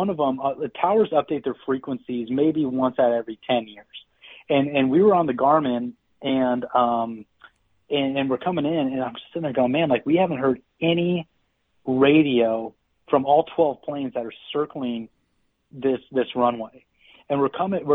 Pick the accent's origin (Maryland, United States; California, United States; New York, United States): California, United States; Eureka; growing up in Eureka, it's a 4-hour and 45-minute drive from Sacramento, 5 hours from the Bay Area